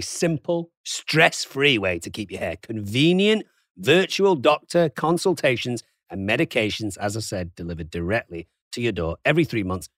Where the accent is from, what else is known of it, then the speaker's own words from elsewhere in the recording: Manchester, North West England, United Kingdom; now in California, United States; I'm from Manchester